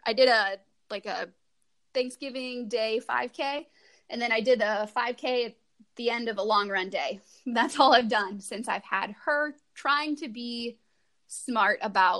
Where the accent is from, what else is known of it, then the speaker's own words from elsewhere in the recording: Iowa, United States; Southeast Iowa. So same